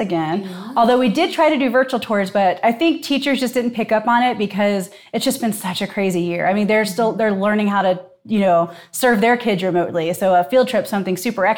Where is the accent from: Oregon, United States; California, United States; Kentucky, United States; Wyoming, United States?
Kentucky, United States; Newport; moved away as an adult; also born or lived in Seattle / New York; now in Cincinnati, United States; I'm actually from Newport, right across the river.